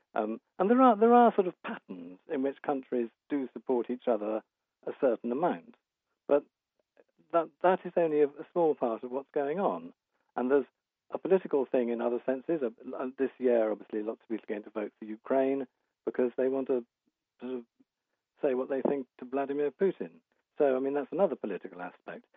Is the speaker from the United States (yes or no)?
no; United Kingdom; as a Brit